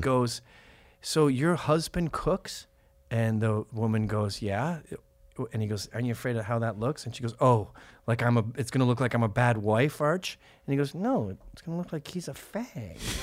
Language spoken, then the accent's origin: English; Canada; Are we not Canadians anymore